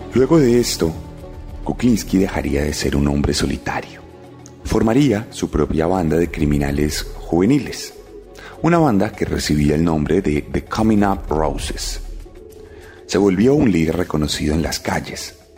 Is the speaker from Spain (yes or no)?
no; Colombia; aquí en Colombia